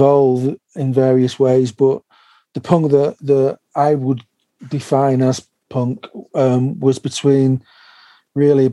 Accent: Manchester, North West England, United Kingdom; I grew up in North Manchester.

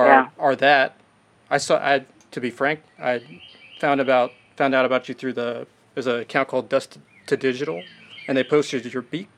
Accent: South Carolina, United States; I'm from South Carolina, so I take for granted that American music can not just be music, right? Because I grew up with it.

